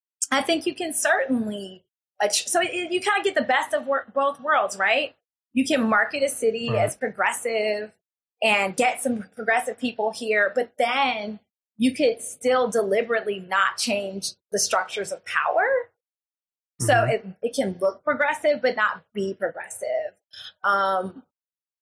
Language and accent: English; Florence, Alabama, United States; my hometown